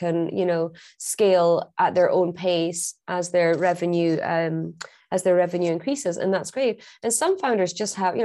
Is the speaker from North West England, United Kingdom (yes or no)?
no; Scotland, United Kingdom; I'm Scottish